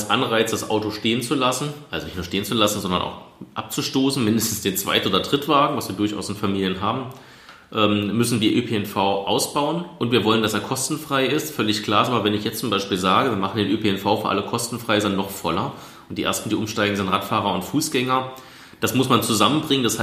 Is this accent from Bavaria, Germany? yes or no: no; Fahrland, Brandenburg, Germany; ich komme aus Fahrland, da sind Wohngebiete gebaut worden auf Planung aus den 90ern und 2000ern. Das ist eine einzige Betonwüste.